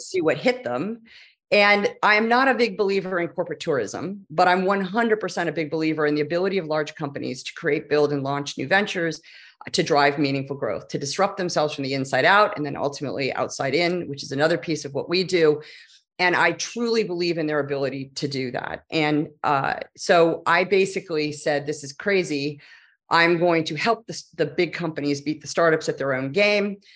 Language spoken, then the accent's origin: English; Silicon Valley, California, United States; I am a native Californian. And that is only relevant because I grew up in Silicon Valley